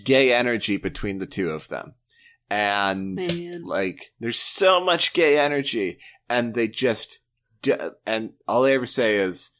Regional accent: Pacific Northwest, United States; accent: Pacific Northwest; Yeah, Pacific Northwest.

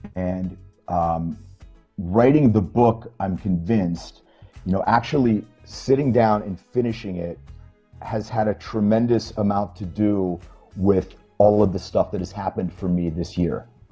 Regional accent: Pennsylvania, United States; my little hometown of Pennsylvania

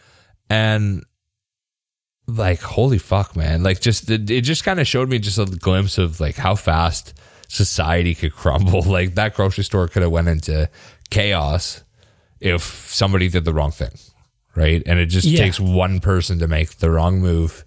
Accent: Canmore, Alberta, Canada; I grew up in Canmore, in the mountains there

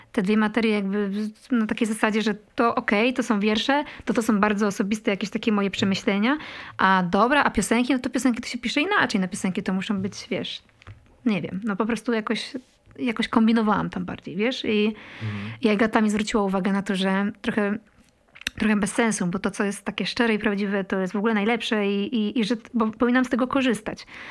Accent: Poland; moved away as an adult; also born or lived in Kraków; pochodzisz z takiej małej miejscowości i wiesz, dorastasz w latach 90. miejscowości, której jest tam 700 mieszkańców

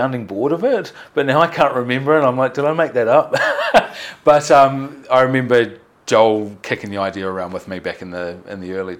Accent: New Zealand; I'm from New Zealand

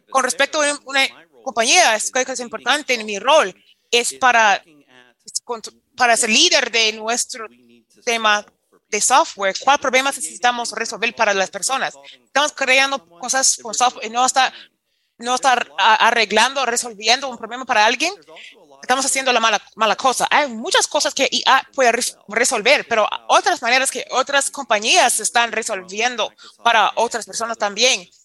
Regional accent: Florida, United States; Spanish is a second language; me recuerda, porque crecí en Florida, es, esa parte de Panhandle

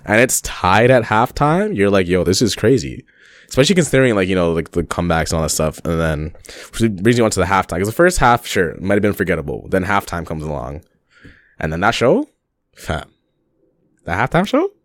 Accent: Toronto, Ontario, Canada; a Canadian man from Toronto, living in Toronto

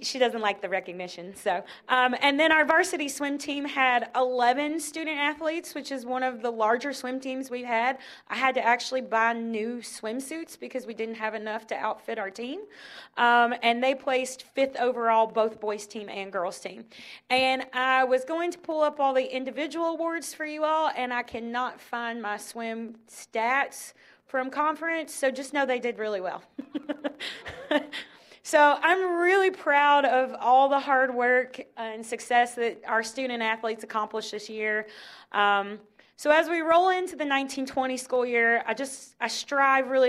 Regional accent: Titletown, Kentucky, United States; I grew up in Titletown. We have 10 football championships at the high school that I went

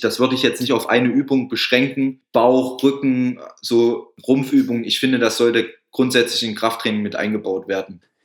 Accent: Thuringia, Germany; bei uns in Thüringen

